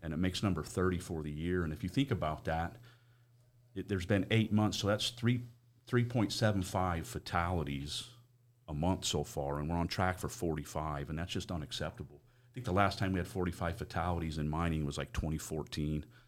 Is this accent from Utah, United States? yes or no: yes; Price, Utah, United States; moved away as an adult; also born or lived in Four Corners, New Mexico; I grew up in Price